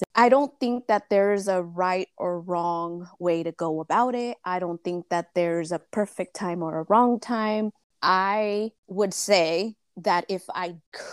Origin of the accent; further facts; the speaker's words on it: United States; I'm Mexican-American. I was born here, but both of my parents are Michoacanos